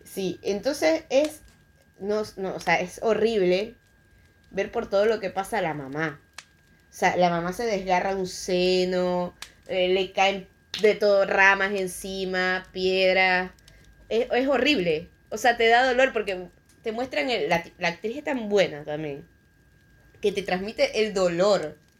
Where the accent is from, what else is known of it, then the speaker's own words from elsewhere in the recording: Venezuela; que sea venezolano